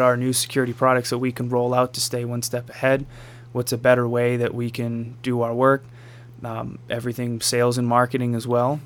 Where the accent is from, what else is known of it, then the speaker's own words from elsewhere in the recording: Marshfield, United States; also born or lived in Raleigh, North Carolina / Washington, District of Columbia, United States; I grew up around the corner. I grew up on Main Street wow. here in Marshfield